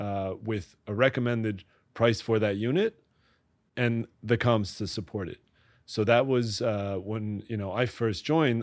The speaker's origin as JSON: {"language": "English", "town": "Great Neck", "region": "New York", "country": "United States", "tie": "born or raised there", "said": "I grew up in Great Neck, Long Island, which is just outside the city"}